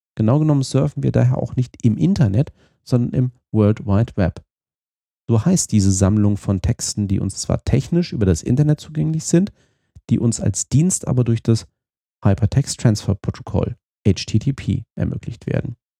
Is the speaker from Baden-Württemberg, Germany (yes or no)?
no; Fulda, Hesse, Germany; meiner Heimatstadt Fulda in Osthessen